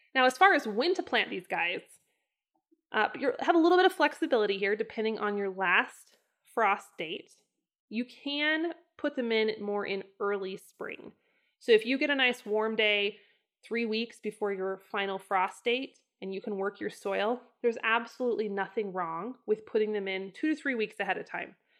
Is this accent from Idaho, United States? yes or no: yes; northern Idaho, United States; moved away; I grew up in the north part of Idaho, which really is not very potato heavy.